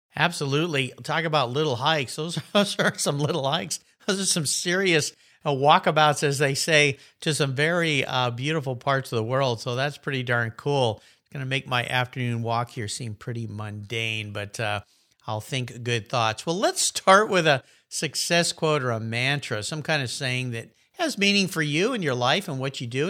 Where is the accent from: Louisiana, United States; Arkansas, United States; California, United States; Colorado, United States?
California, United States; Southern; moved away as an adult; now in Pacific Northwest, United States; I moved from Southern California, where I grew up, was raised there, thought I'd never leave